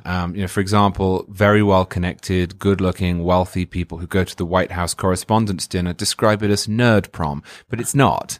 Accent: England, United Kingdom; moved away as an adult; now in Florida, United States; I'm from England, as you can hear

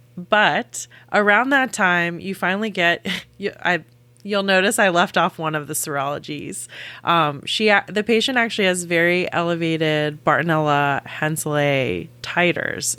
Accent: South Carolina, United States; I am from South Carolina

